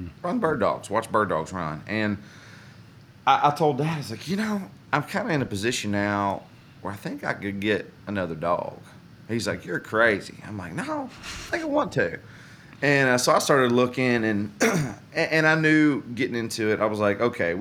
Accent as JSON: {"language": "English", "town": "Glasgow", "region": "Kentucky", "country": "United States", "tie": "born or raised there", "moved": "yes", "lives_now": "Nashville, United States", "said": "I grew up in Glasgow, Kentucky. And I live in Nashville, Tennessee now"}